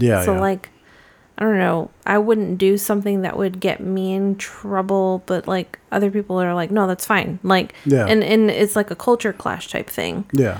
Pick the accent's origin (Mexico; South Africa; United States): United States; like I'm American.